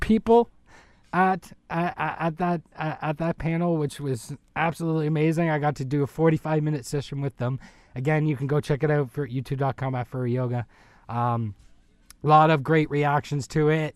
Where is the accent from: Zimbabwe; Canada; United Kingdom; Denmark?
Canada; as a, as a Canadian